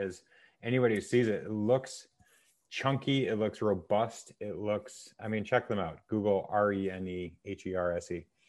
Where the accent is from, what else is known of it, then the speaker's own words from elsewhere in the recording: New Hampshire, United States; I grew up in New Hampshire